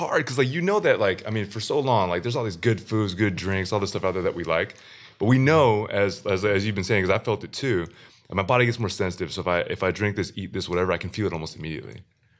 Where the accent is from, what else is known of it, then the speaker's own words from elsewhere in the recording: Wisconsin, United States; But then growing up in Wisconsin, when the dairy is so strong